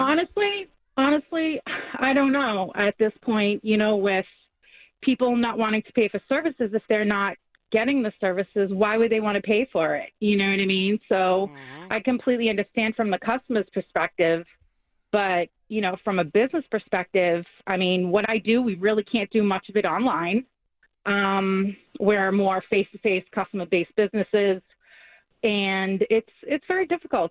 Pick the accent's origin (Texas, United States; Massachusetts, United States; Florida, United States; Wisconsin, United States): Massachusetts, United States; Somerville; I was born and raised in Somerville. I'm a graduate of Somerville High School.